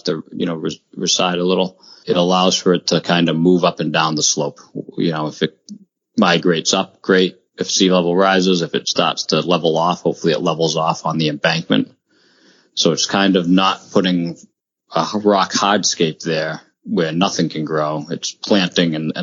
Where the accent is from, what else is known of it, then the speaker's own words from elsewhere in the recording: Gloucester, Massachusetts, United States; Born and raised in Gloucester, Mass., which is two towns away